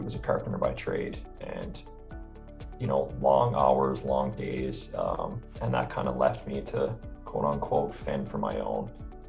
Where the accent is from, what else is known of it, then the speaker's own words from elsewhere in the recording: St. John's, Newfoundland and Labrador, Canada; now in Alberta, Canada; I moved to Alberta in 2007. I came from St. John's, Newfoundland, with the intention of coming to Alberta to work in Banff or go to Jasper